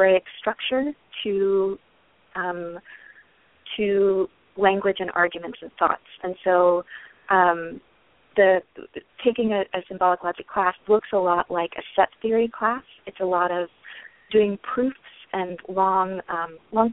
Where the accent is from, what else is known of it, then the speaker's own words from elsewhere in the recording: the South, United States; moved away; I grew up in the South, and in kind of small towns in the South